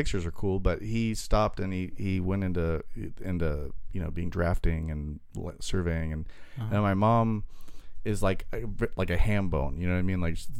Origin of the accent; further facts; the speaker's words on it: Cambodia; now in Long Beach, United States; I came from Cambodia.